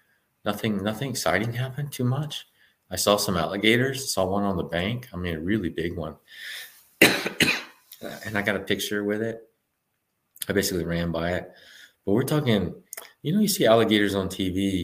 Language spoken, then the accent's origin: English; Texas, United States; I'm from Texas. I'm running in 90-degree weather most of the year